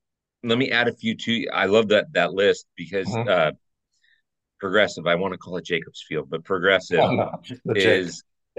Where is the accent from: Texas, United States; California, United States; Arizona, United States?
California, United States; Orange County; I remember in Anaheim, because I grew up in Orange County, even though I'm a Dodger fan.